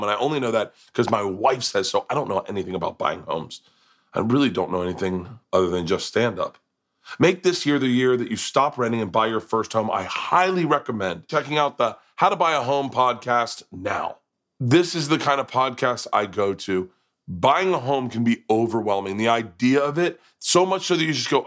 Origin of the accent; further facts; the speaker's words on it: Florida, United States; I grew up in Florida